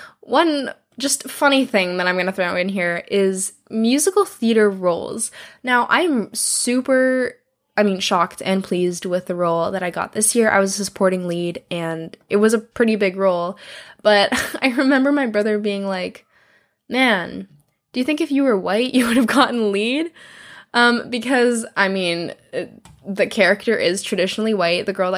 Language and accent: English; Philippines; because I am Filipino, which means we have got, like, we're basically, like, a nice little mix of, like, Mexicans and Chinese people, which is kind of the joke.